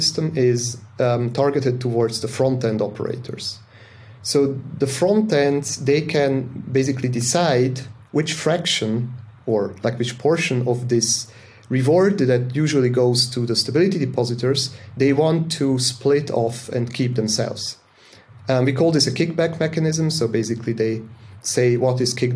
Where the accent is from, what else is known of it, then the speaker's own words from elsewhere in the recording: Zug, Switzerland; I live in Switzerland in the crypto valley, so to say, because that's where I grew up, in the canton of Zug